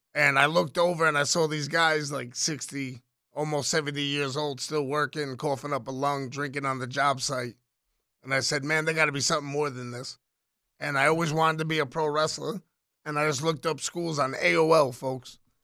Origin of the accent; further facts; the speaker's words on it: New York City, New York, United States; I was born in the Bronx, Irish Puerto Rican kid